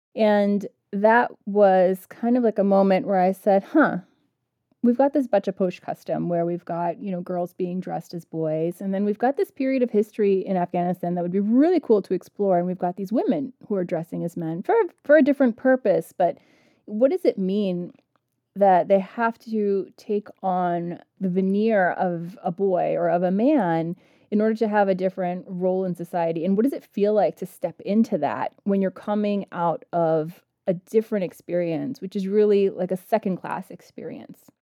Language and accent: English; United States; I grew up in the United States with a mom who had graduated from Kabul University